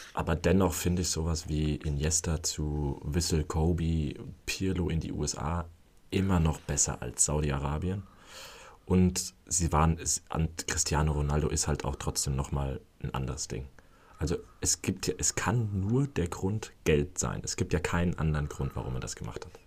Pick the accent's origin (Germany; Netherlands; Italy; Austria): Netherlands; als Holländer hier